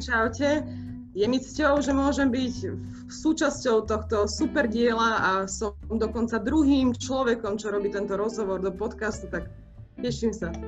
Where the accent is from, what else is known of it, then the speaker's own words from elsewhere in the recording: Martin, Žilina Region, Slovakia; moved away as an adult; also born or lived in Ružomberok / Trnava; ja pochádzam z Martina